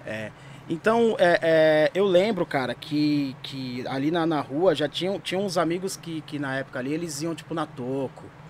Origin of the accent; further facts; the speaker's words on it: São Paulo, Brazil; also born or lived in Santo André; sou de São Mateus, eu moro em São Mateus